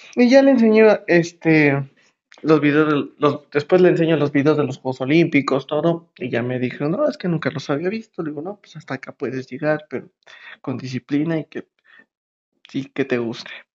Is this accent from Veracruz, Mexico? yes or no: no; State of Mexico, Mexico; Yo soy del Estado de México. Todo el mundo nos dice chilangos, pero en sí somos mexiquenses, porque no somos de la ciudad.